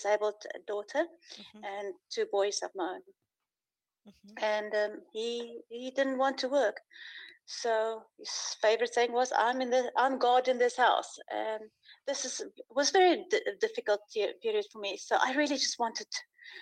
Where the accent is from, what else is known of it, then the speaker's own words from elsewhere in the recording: South Africa; now in Uruguay; I'm from South Africa, but living currently in Uruguay